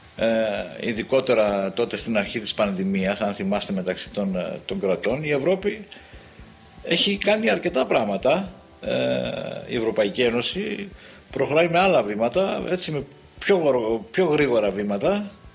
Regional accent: Greece; ως Έλληνες

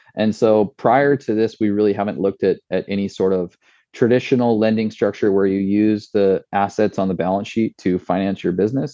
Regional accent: Washington, United States; my hometown is supplying the uh, the apples for this product

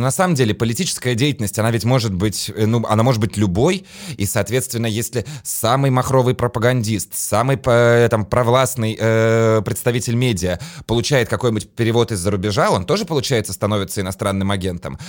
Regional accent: Latvia; я сам из Латвии

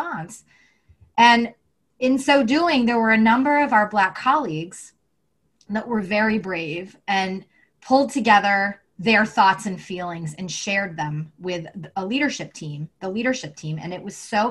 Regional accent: the South, United States; I grew up in the South

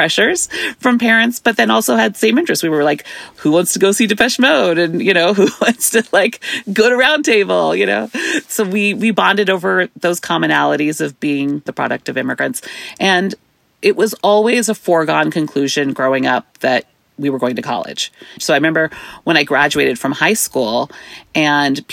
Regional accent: Bay Area, California, United States; also born or lived in San Jose, California / Fremont, California; I'm first generation here, born and raised in the Bay Area

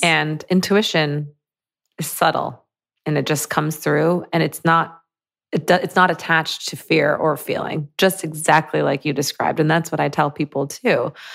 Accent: Michigan, United States; I grew up in Michigan, like a suburb of Michigan

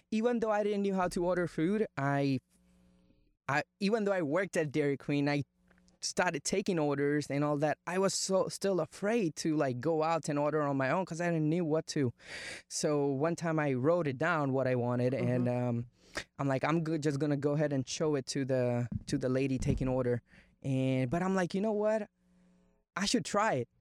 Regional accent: India; English is a second language; moved away as an adult; now in United States; I was born in India, grew up in India, and I moved to America when I turned 19

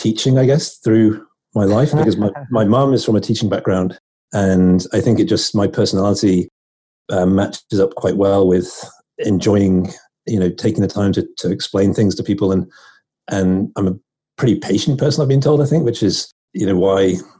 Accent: northwest of England near Liverpool, North West England, United Kingdom; moved away as an adult; also born or lived in London; now in United States; I'm from England, up in the northwest of England near Liverpool.

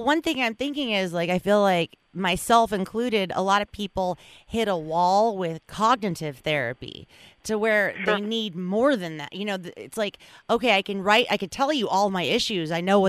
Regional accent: Los Angeles, California, United States; I grew up in Los Angeles.

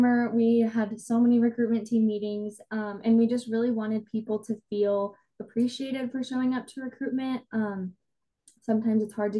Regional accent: Edmond, Oklahoma, United States; I'm from Edmond, Oklahoma, so not too far from Stillwater.

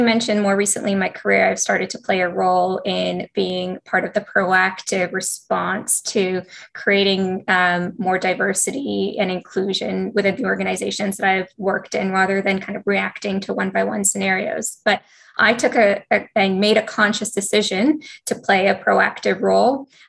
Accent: Canada; also born or lived in Ethiopia / Singapore; I was born in Ethiopia, but I immigrated to Singapore at a very young age. And in that population, I was definitely one of the only Black students in my school, but I soon moved to Canada. I moved to Canada about 4 years later.

